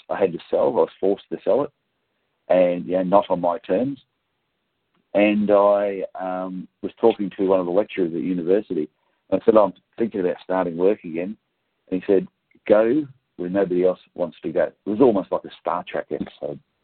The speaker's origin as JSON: {"language": "English", "town": "Gold Coast", "region": "Queensland", "country": "Australia", "tie": "born or raised there", "said": "I grew up down around the Gold Coast area"}